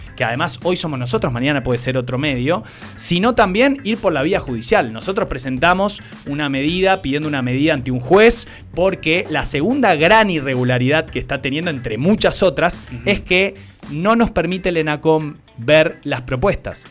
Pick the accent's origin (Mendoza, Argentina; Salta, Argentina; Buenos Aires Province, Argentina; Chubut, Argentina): Salta, Argentina; todos somos salteños y salteñas